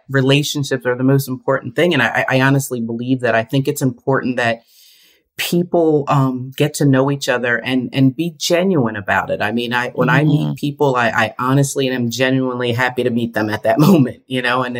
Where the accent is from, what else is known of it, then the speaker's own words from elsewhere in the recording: Bristol, Pennsylvania, United States; I was born and raised in the Bristol, PA area, just north of Philadelphia